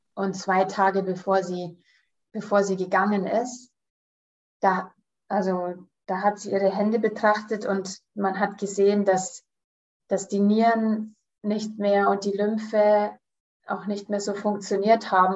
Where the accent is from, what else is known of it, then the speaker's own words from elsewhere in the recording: Canada; now in Munich, Germany; ich komme aus München, ich bin in Kanada geboren und da aufgewachsen